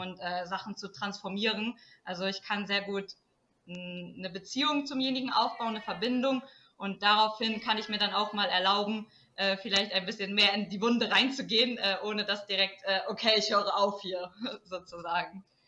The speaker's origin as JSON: {"language": "German", "area": "Emsland", "region": "Lower Saxony", "country": "Germany", "tie": "born or raised there", "also_born_or_lived": "Portugal / Cologne", "said": "dass ich wieder zurück in meine Heimat komme, weil ich war ja zwei Jahre in Portugal, dann war mhm. ich vier Jahre in Köln und dann bin ich wieder ins Emsland"}